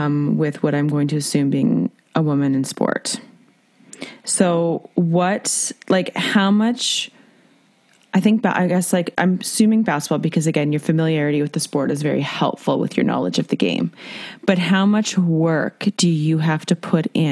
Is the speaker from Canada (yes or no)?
yes; Canada; we're Canadian